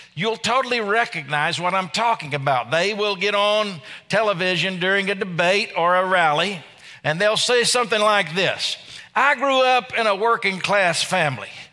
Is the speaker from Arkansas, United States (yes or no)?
yes; Arkansas, United States; I'm from Arkansas